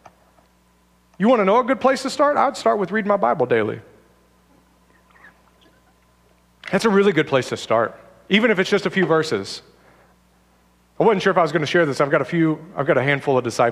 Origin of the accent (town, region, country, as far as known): United States